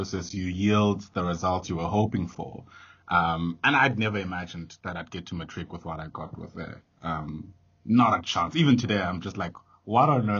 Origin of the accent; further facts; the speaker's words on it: Johannesburg, Gauteng, South Africa; I come from Alex